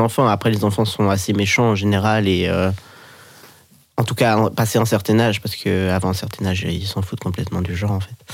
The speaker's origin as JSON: {"language": "French", "region": "Geneva", "country": "Switzerland", "moved": "as an adult", "lives_now": "Lyon, France", "said": "J'habite à Lyon depuis un an et demi environ. Sinon, je viens de Genève."}